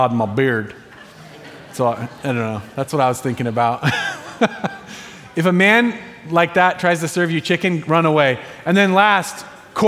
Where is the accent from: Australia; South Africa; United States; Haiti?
United States; Medford, Oregon; moved away as an adult; now in Eugene, United States; we actually moved up in 2013 from Medford. And so we're not native Eugenians, Springfieldians. We're Medfordites. You know, we're from Southern Oregon